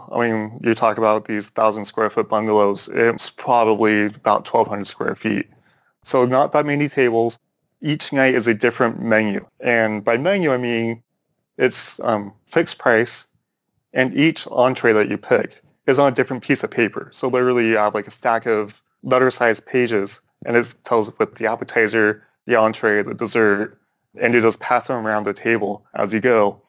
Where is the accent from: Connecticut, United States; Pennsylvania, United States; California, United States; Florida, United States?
California, United States; Orange County; growing up in Orange County